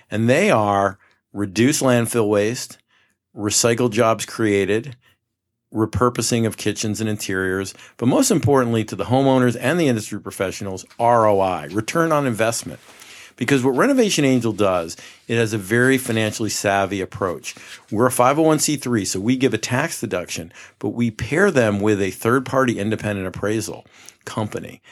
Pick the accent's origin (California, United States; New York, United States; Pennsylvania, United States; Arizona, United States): New York, United States; Poughkeepsie; moved away as an adult; also born or lived in Rhode Island / New Jersey; now in Scottsdale, United States; I grew up in the Mid-Hudson Valley in Poughkeepsie, New York